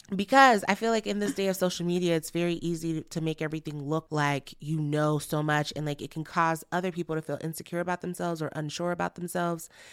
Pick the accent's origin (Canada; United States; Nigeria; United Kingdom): Nigeria; I'm Nigerian and family is very important to us